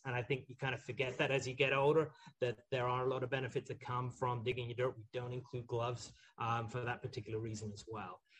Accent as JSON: {"language": "English", "region": "Highlands of Scotland", "country": "United Kingdom", "tie": "born or raised there", "moved": "yes", "said": "I grew up in the Highlands of Scotland"}